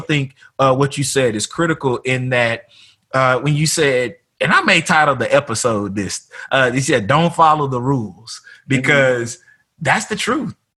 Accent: Tyler, Texas, United States; moved away; back home in mm-hmm. my hometown

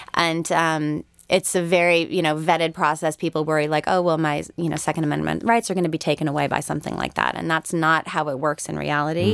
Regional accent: Connecticut, United States; moved away; I'm from Connecticut originally

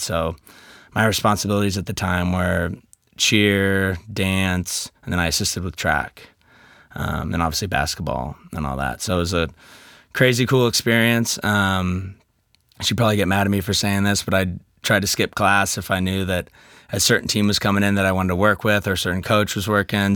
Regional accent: Kansas City, United States; I'm from Kansas City.

